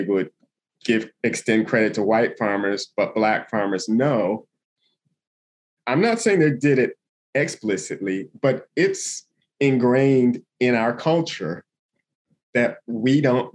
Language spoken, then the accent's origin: English; Toledo, Ohio, United States; now in Yellow Springs, United States; I live in Yellow Springs, Ohio now, which is in Southwest Ohio, but I'm from Toledo in Northwest Ohio